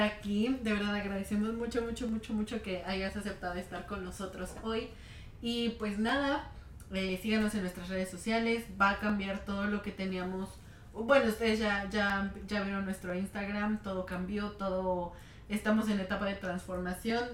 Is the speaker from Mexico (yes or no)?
yes; Mexico; moved away